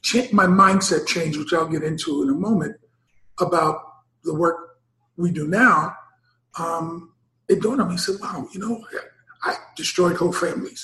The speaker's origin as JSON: {"language": "English", "town": "New York City", "region": "New York", "country": "United States", "tie": "born or raised there", "said": "I'm born and raised in Harlem"}